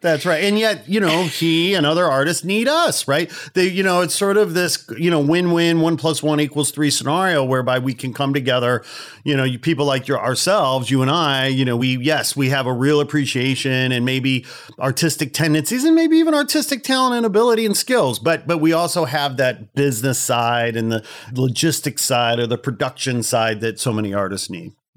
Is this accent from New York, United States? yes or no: no; Chicago, Illinois, United States; Growing up in Chicago